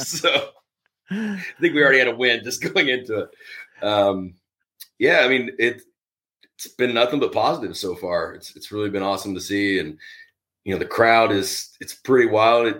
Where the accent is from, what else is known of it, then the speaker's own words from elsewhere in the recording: Tennessee, United States; I grew up in Tennessee